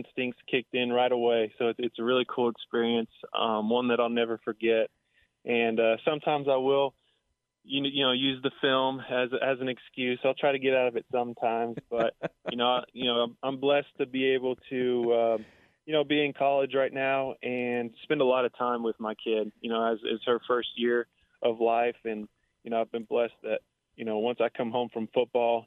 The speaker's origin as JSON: {"language": "English", "town": "Irving", "region": "Texas", "country": "United States", "tie": "born or raised there", "said": "I grew up playing TPC in Las Colinas"}